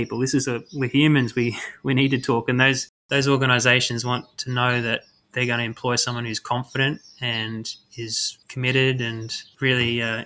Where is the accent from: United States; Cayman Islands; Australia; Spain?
Australia; Queensland; moved away as an adult; also born or lived in Canberra; I'm being from Queensland, I actually went down to ANU to study at uni